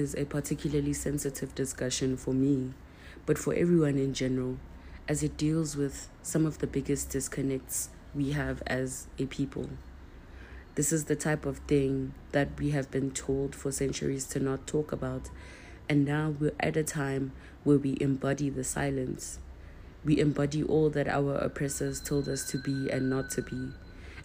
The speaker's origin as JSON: {"language": "English", "country": "South Africa", "said": "As South African Black people"}